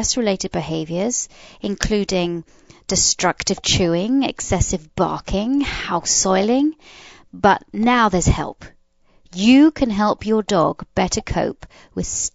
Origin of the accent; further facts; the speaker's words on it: England, United Kingdom; now in United States; I was brought up in England.